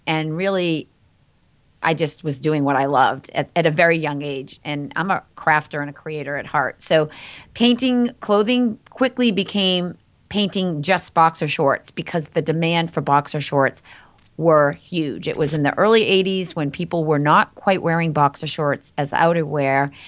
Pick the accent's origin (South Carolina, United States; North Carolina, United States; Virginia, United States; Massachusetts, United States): Massachusetts, United States; Andover; I grew up in Andover, Massachusetts.